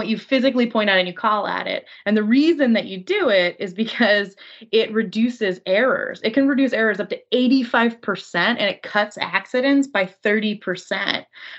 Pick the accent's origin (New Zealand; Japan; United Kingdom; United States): Japan; I grew up in Japan. I went to high school there.